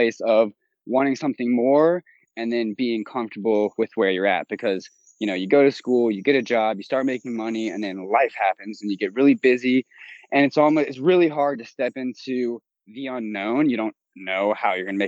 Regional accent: Mandeville, Louisiana, United States; moved away as an adult; now in Austin, United States; I'm from Mandeville, Louisiana, right outside of New Orleans

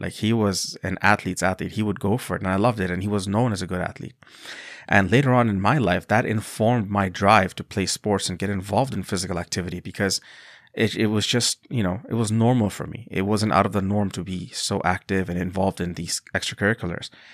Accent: Bangladesh; moved away; I come from a country called Bangladesh

